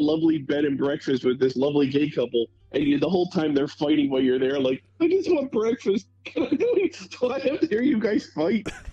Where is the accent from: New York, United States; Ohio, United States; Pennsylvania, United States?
Pennsylvania, United States; Philadelphia; I was from Philly